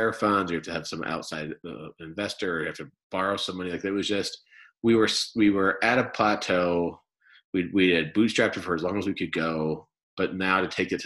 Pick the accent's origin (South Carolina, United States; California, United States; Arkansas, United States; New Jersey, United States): New Jersey, United States; Chicago and then; moved away as an adult; now in Utah, United States; my childhood was growing up in Chicago and then New Jersey